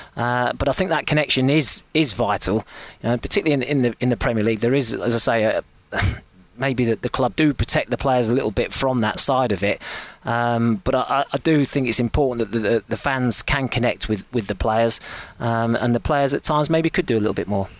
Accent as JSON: {"language": "English", "town": "Bury", "region": "North West England", "country": "United Kingdom", "tie": "born or raised there", "said": "I was born in Bury"}